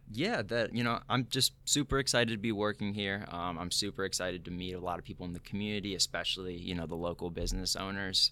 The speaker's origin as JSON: {"language": "English", "town": "Batavia", "region": "Illinois", "country": "United States", "tie": "born or raised there", "also_born_or_lived": "Muncie, Indiana / New Jersey", "said": "born and raised in Batavia, so not too far from here"}